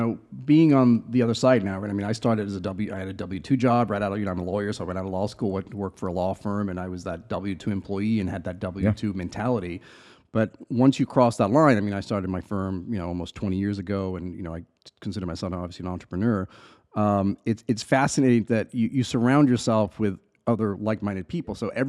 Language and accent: English; England, United Kingdom; also born or lived in Chile / Belize; now in United States; I've lived in four different countries, right? So I was born in South America in Chile, spent a lot of my childhood in England, in Europe, obviously here in the US. Then I lived in a little island in Belize for a couple of years